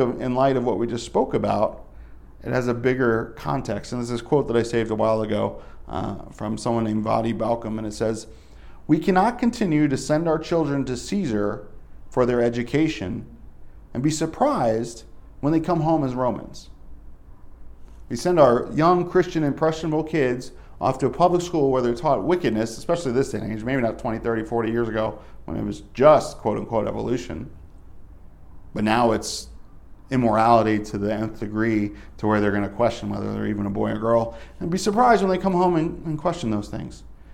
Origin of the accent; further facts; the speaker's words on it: Northeast, United States; moved away; I'm from the Northeast.